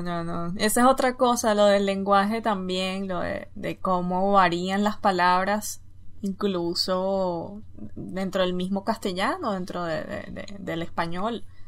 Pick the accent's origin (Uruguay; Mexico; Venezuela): Venezuela; moved away; nosotros en Venezuela